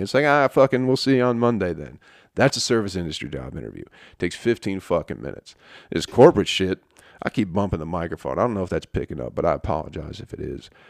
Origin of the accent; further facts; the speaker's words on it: Michigan, United States; moved away as an adult; also born or lived in Utica, New York; now in Atlanta, United States; I was from Michigan